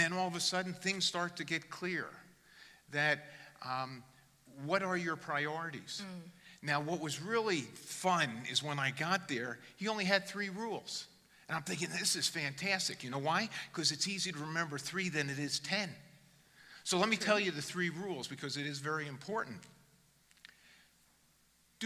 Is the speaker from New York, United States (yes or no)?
no; New Jersey, United States; Born in God's country, New Jersey. I'm an American